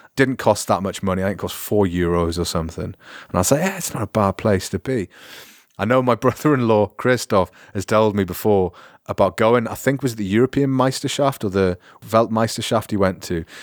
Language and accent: English; United Kingdom; moved away; as a British person speaking French